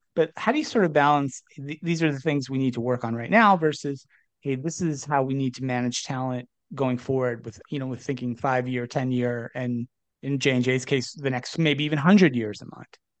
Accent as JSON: {"language": "English", "region": "New Jersey", "country": "United States", "tie": "born or raised there", "said": "I grew up in New Jersey, so we bonded a little bit over some shared New Jersey roots."}